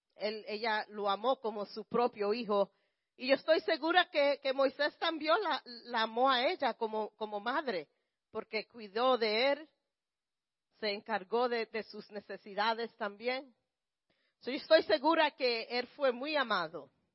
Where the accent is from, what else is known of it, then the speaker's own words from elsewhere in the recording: Puerto Rico; como los, puertorriqueños